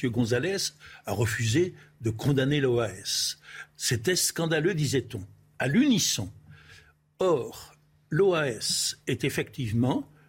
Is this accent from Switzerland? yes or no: no; France; c'est la différence moi je suis français